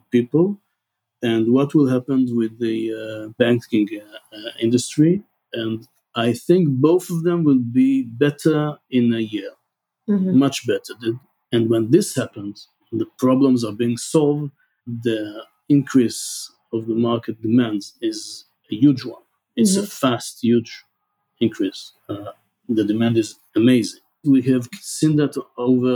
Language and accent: English; Petah Tikva, Central District, Israel; English is a second language; I born and raised in Petah Tikva, a city 17 kilometers from here.